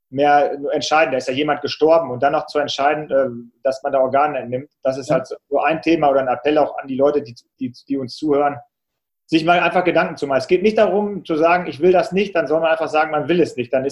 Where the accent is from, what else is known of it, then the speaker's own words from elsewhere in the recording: Salzkotten, North Rhine-Westphalia, Germany; Und in meinem Heimatort Salzkotten gibt es auch so einen kleinen Marathon